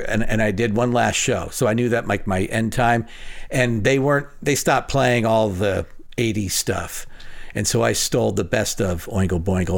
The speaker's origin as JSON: {"language": "English", "town": "Phoenix", "region": "Arizona", "country": "United States", "tie": "born or raised there", "said": "I grew up on West Side of Phoenix, so I know how to break into things."}